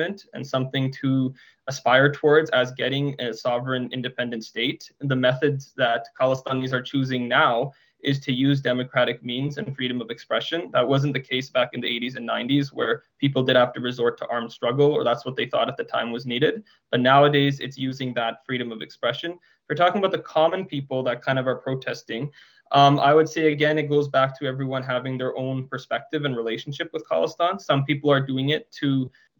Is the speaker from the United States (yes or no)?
no; Surrey, British Columbia, Canada; I grew up in Surrey